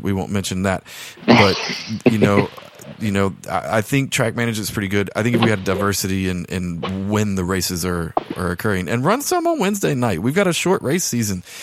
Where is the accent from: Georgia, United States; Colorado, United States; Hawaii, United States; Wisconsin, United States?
Georgia, United States; South; moved away; where I grew up in South Georgia